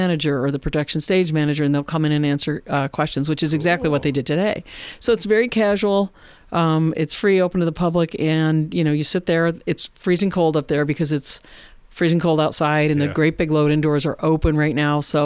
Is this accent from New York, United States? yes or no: yes; Warsaw, New York, United States; I grew up in Warsaw, New York, and that's where I live now.